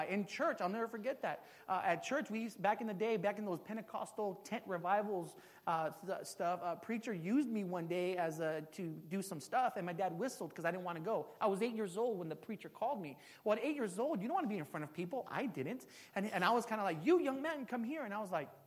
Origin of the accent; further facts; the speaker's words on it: San Jose, California, United States; I'm from San Jose. This is my hometown. I'm from the east side.